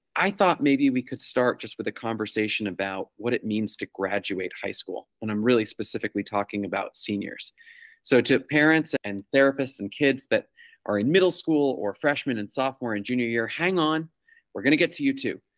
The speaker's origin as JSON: {"language": "English", "region": "New York", "country": "United States", "tie": "born or raised there", "moved": "yes", "lives_now": "Massachusetts, United States", "said": "I grew up in New York"}